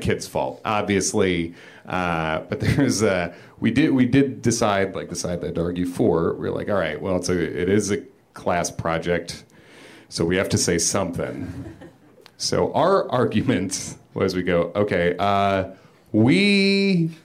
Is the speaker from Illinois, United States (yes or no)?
yes; Chicago area, Illinois, United States; born or raised there; now in New York, United States